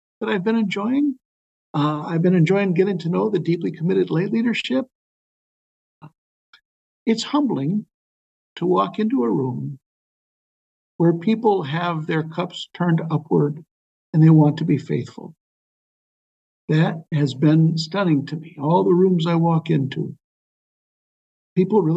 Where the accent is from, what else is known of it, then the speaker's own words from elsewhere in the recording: Waukesha, Wisconsin, United States; I was born in Waukesha, Wisconsin